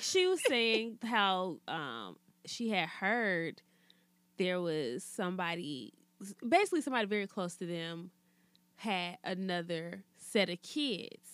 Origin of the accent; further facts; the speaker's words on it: Alabama, United States; growing up in Alabama